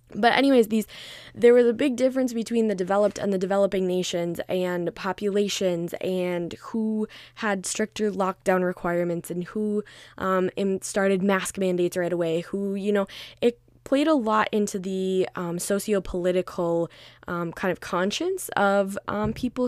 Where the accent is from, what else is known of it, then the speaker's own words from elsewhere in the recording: Minnesota, United States; I'm Minnesota born and raised.